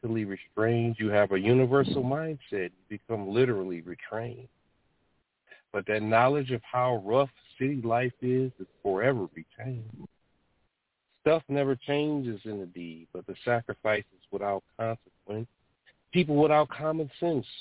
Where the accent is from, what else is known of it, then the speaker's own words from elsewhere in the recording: Detroit, Michigan, United States; what it was like through my eyes growing up in Detroit